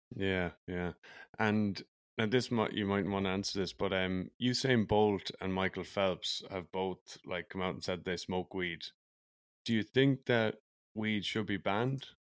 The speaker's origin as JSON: {"language": "English", "country": "Ireland", "tie": "born or raised there", "also_born_or_lived": "United States", "moved": "as an adult", "lives_now": "Vancouver, Canada", "said": "I grew up in Ireland where there is a huge and awful drinking culture"}